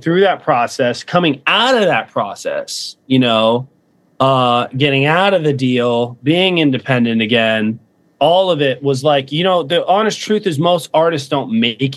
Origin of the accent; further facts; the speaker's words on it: Fort Myers, Florida, United States; moved away as an adult; I came from Fort Myers, Florida, and my family wasn't broke or anything